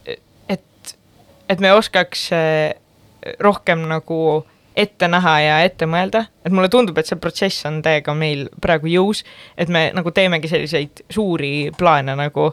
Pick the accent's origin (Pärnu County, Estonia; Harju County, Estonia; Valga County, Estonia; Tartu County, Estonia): Pärnu County, Estonia; Pärnu-Jaagupi; now in Tallinn, Estonia; Pärnu Jagupisse, kus ma pärit olen